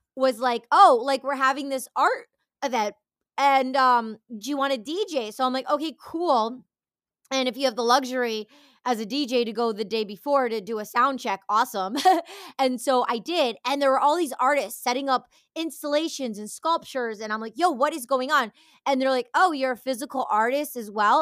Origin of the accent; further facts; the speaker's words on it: Detroit, Michigan, United States; moved away; also born or lived in Los Angeles; I grew up in the Detroit culture going to, um, rave parties